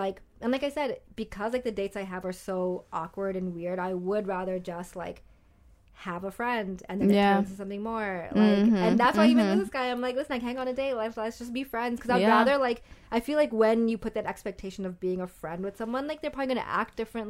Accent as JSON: {"language": "English", "country": "Pakistan", "said": "It wasn't even, like, white, but it was just, like, this whole idea of, like, I'm this Pakistani girl"}